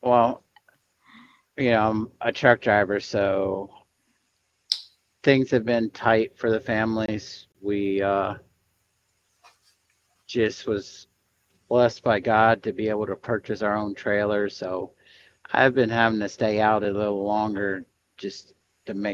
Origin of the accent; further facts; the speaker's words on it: Florida, United States; I am from Florida. I reside in Florida